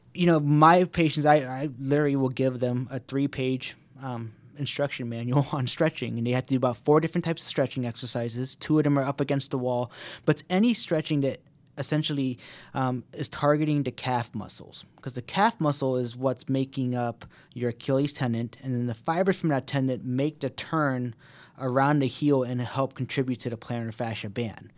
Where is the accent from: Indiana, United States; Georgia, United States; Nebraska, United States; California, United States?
Georgia, United States; Alpharetta; moved away as an adult; also born or lived in Miami / Washington, D.C. area; moved right back to my hometown of Alpharetta